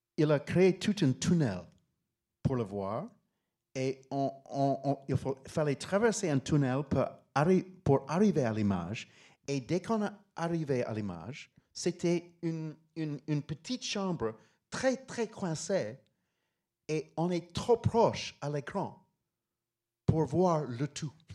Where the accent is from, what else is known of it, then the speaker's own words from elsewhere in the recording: Pittsburgh, Pennsylvania, United States; French is a second language; moved away as an adult; also born or lived in Paris; j'ai grandi à Pittsburgh, Pennsylvania